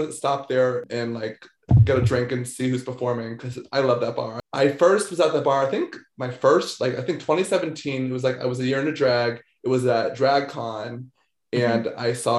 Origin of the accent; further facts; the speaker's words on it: Maryland, United States; also born or lived in Baltimore; I grew up in Maryland, but I was in Jersey all the time. My grandma lived in Lakehurst.